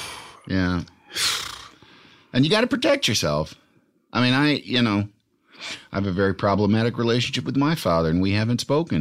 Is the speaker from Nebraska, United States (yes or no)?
no; Yorkville, Illinois, United States; It's west of Chicago.